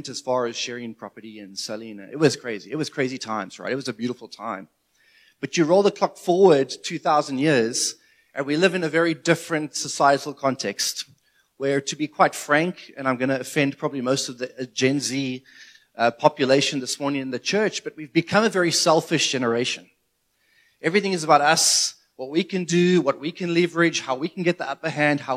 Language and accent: English; South Africa; as a South African